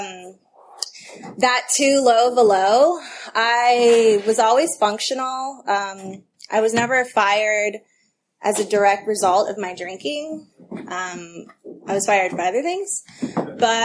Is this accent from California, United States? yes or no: yes; Albany, California, United States; also born or lived in El Cerrito, California; I grew up in the Bay Area in the East Bay. I grew up in Albany and then I went to El Cerrito High.